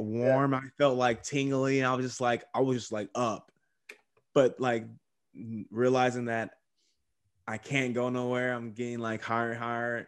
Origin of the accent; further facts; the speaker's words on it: Texas, United States; also born or lived in California; I was born in Cali, but I was raised in Texas